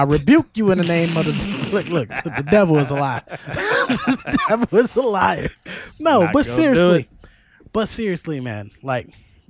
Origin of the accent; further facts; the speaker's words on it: Chicago, Illinois, United States; Bitch, I grew up in Cook County housing in Chicago, Illinois.